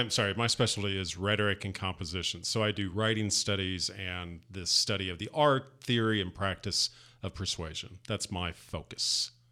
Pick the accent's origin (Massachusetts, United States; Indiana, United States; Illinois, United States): Indiana, United States; Southern; moved away; also born or lived in Louisville, Kentucky; Indiana. Southern Indiana.